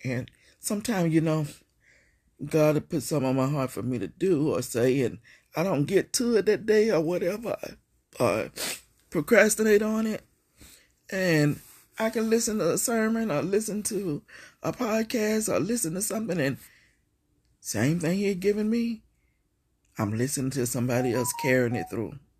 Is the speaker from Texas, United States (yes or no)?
yes; Beaumont, Texas, United States; Beaumont, Texas, my hometown